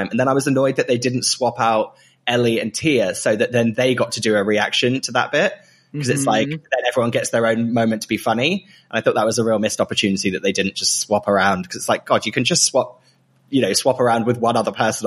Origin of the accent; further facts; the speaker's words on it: Great Yarmouth, East of England, United Kingdom; moved away; that's literally where I was born